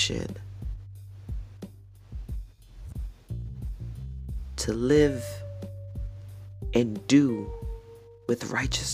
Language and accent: English; New York City, New York, United States; now in Tennessee, United States; I was born and raised in the Bronx